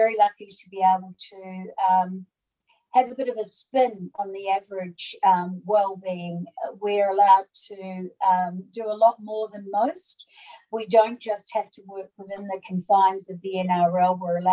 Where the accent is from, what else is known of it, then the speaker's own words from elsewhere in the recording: New Zealand; also born or lived in Brisbane, Australia; now in Sydney, Australia; So I'm from New Zealand originally. I have been in Australia since 1986, and I settled in Sydney